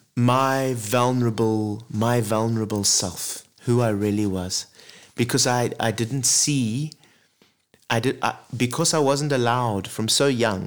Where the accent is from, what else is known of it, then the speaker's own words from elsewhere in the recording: Zimbabwe; also born or lived in Zambia; I grew up really in Africa. You know, born in Zambia, grew up in Zimbabwe.